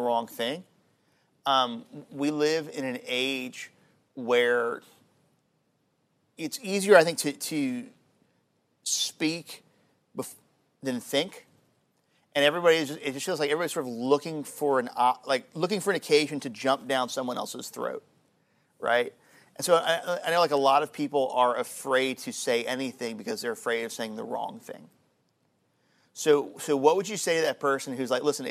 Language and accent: English; United States; One, I'm a Christian, and two, I am an American